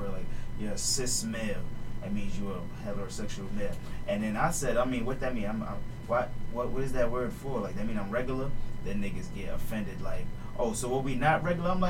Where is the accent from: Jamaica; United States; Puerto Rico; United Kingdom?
Jamaica; I'm Jamaican